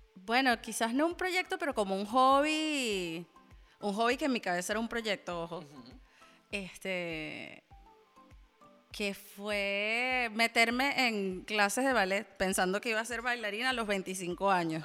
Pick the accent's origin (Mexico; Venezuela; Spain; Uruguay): Venezuela; moved away; yo también soy venezolano.